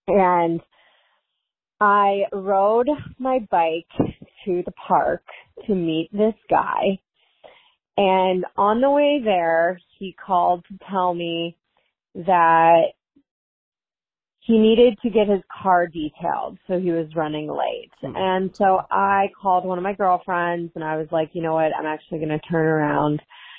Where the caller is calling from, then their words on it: Chicago, Illinois, United States; I'm calling in from Chicago.